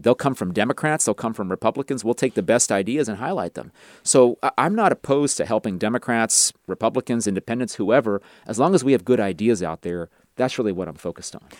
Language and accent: English; Rowland Heights, California, United States; the suburb I grew up in, Roland Heights, is a little bit of an ethnic enclave